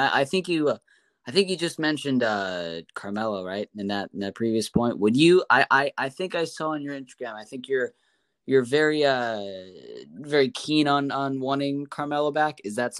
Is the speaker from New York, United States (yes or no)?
yes; New York City, New York, United States; I'm from Manhattan too.